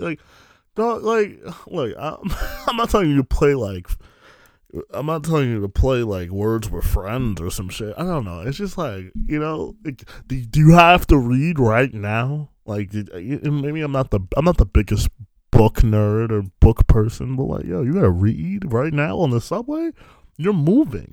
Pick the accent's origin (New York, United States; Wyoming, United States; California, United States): New York, United States; New York City; I'm from New York